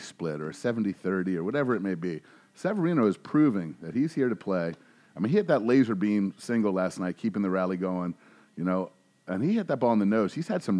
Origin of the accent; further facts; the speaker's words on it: Virginia Beach, Virginia, United States; growing up in the Virginia Beach area back in the day, didn't have Aprils like this